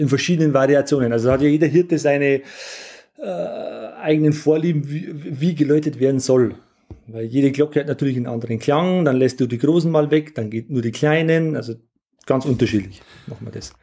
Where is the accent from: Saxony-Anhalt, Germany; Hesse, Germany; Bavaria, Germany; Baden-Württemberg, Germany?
Bavaria, Germany; Langdorf; meine Heimatgemeinde Langendorf, das mitten im Bayerischen Wald liegt.